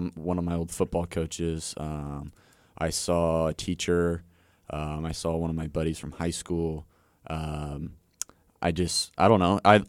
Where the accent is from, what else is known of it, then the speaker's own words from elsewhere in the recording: Gower, Missouri, United States; So I'm from Gower, Missouri.